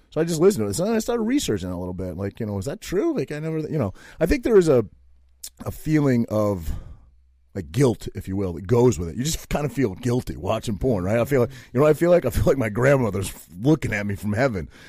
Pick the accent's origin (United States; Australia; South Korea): United States; Maine; I grew up in Maine